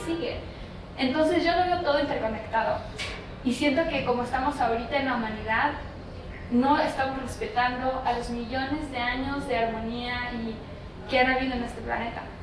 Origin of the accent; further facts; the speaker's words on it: Laguna de Chignahuapan, State of Mexico, Mexico; donde yo vengo tenemos la laguna de Chumariapan que hoy en día es área protegida por el labor de mis papás